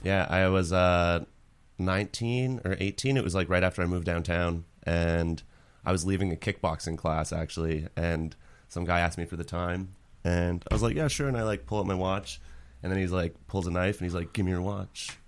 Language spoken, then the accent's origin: English; Winnipeg, Manitoba, Canada; moved away; I, like, grew up in a small neighborhood ca-, or actually, it's not that small. Saint James is what it's called.